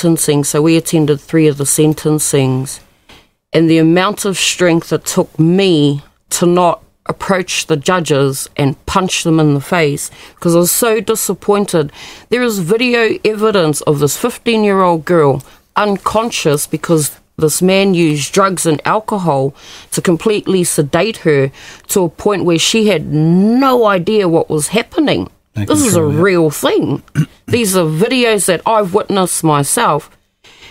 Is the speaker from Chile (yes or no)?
no; Kawakawa, Northland, New Zealand; my hometown, Kawakawa, and I attended school with both his daughters